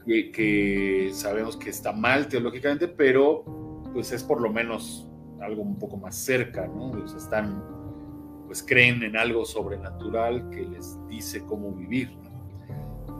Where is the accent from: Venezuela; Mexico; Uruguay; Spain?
Mexico; aquí no salen rabinos mexicanos, no sé por qué, entonces los, los importamos de Argentina